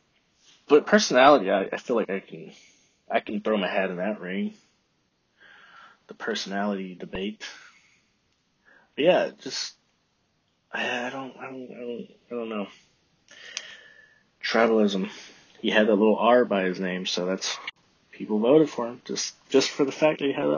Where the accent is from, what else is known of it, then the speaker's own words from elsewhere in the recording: Texas, United States; moved away; I'm from Texas